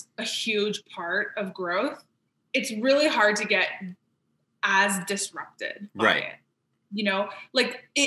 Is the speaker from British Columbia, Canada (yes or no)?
no; Montreal, Quebec, Canada; moved away as an adult; now in Toronto, Canada; I grew up in Montreal.